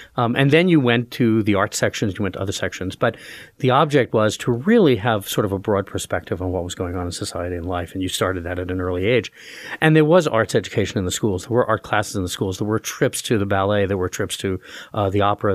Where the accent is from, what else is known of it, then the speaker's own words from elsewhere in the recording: New York City, New York, United States; also born or lived in Roanoke, Virginia / Wellesley / Northwestern; now in Allentown, United States; I grew up in Brooklyn, New York